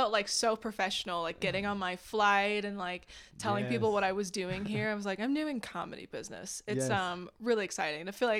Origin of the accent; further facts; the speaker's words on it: Phoenix, Arizona, United States; I'm from Phoenix.